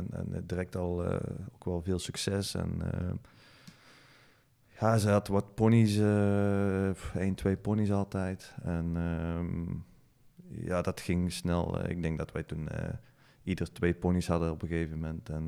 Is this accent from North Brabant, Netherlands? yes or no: yes; Lage Mierde, North Brabant, Netherlands; Mijn ouders zitten nog steeds in Lage